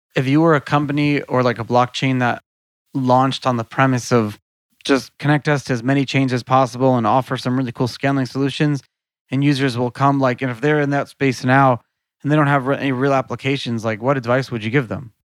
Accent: New York City, New York, United States; I grew up in New York City

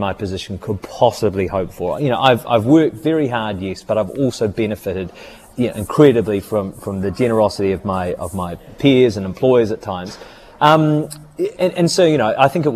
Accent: Christchurch, Canterbury, New Zealand; also born or lived in New York; I was born and raised in Christchurch

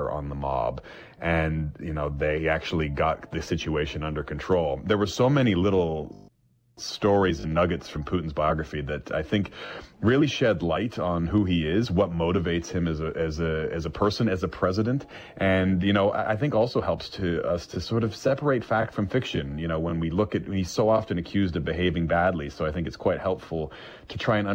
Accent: Canada; moved away as an adult; now in Europe; as a Canadian correspondent, been based in Europe for 6 years

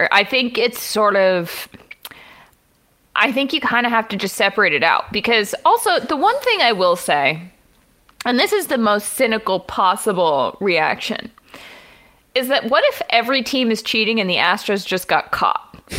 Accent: Houston, Texas, United States; I was born and raised in Houston, and like many emotionally stunted men, my relationship with my father is 90% based on our local sports teams.

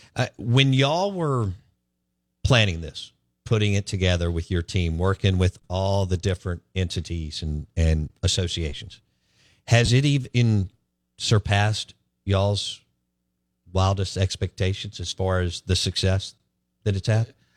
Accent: Jackson, Mississippi, United States; I grew up in Bellhaven, and I snuck in that Millsaps gym a lot

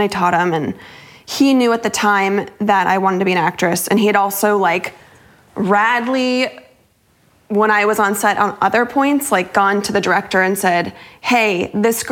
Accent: Arizona, United States; moved away as an adult; now in Los Angeles, United States; We're both originally from Arizona. We knew each other from high school

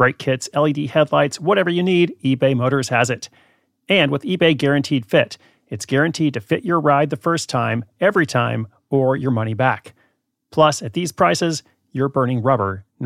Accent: Portland, Oregon, United States; I'm actually in Portland, Oregon, my hometown, tonight

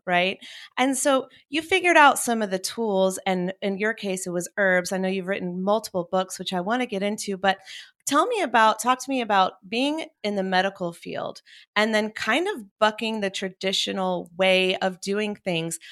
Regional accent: Chapel Hill, North Carolina, United States; also born or lived in Wilmington, North Carolina; When I was growing up in Chapel Hill

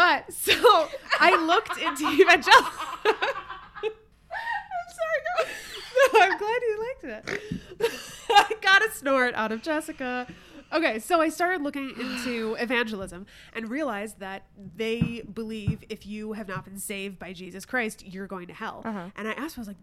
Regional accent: Skokie, Illinois, United States; I grew up in Skokie, which is really racially diverse, religiously diverse, wonderful place

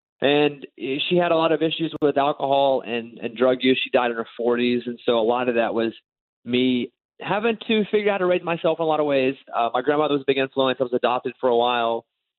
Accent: Mountain Pine, Arkansas, United States; moved away as an adult; now in Nashville, United States; So I was born in Mountain Pine, Arkansas. The population is 700 people. And there's a sawmill, or there was a sawmill, and it's since been shut down.

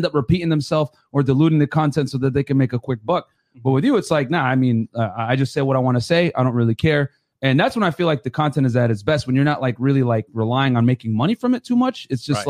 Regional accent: Miami, Florida, United States; We're actually from Miami.

